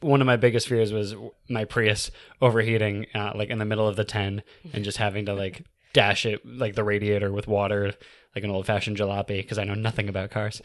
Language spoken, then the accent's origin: English; California, United States; moved away as an adult; also born or lived in New York City / Alaska; I'm from California